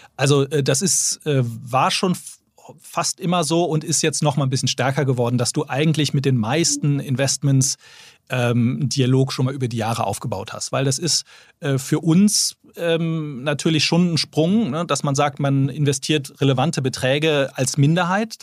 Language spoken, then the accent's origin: German; Bonn, North Rhine-Westphalia, Germany; moved away as an adult; also born or lived in London; dann sind wir dann zusammen in meine Heimatstadt ähm, Bonn gezogen.